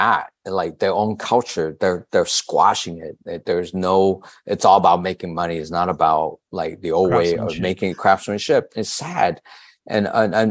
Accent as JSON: {"language": "English", "town": "Da Lat", "region": "Lam Dong", "country": "Vietnam", "moved": "yes", "lives_now": "San Francisco, United States", "said": "I'm from Dalat"}